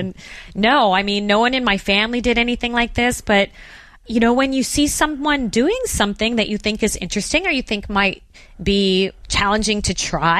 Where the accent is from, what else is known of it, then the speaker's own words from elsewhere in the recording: Phoenix, Arizona, United States; Well, as you mentioned, I did grow up in Phoenix, Arizona. So desert, flat, no mountains.